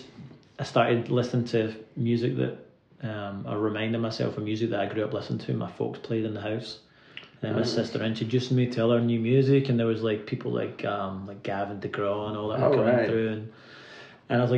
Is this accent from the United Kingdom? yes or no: yes; Irvine, Scotland, United Kingdom; moved away as an adult; now in Nashville, United States; I'm from a little town on the west coast called Irvine. It's the real Shire, the Ayrshire on the west coast of Scotland